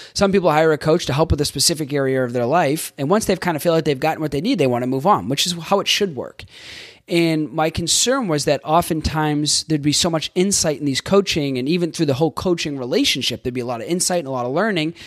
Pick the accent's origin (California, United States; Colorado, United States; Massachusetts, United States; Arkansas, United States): Massachusetts, United States; Boston; I'm from Boston, and I grew up in a, um, the Northeast